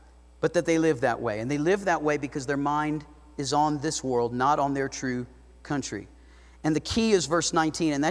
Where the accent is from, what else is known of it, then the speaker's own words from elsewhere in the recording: South Florida, United States; now in Idaho Falls, United States; I grew up in South Florida